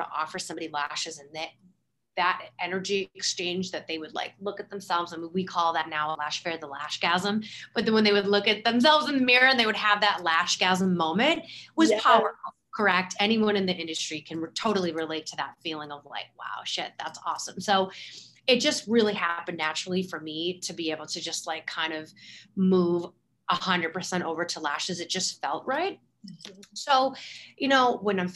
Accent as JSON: {"language": "English", "town": "Boston", "region": "Massachusetts", "country": "United States", "said": "I'm from the Boston area where the weather is very polar"}